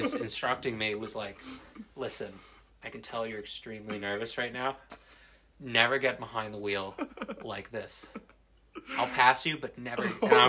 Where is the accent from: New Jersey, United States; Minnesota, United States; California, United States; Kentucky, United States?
New Jersey, United States; I think that it has something to do with me being born and raised in New Jersey. I think that's just the New Jersey mentality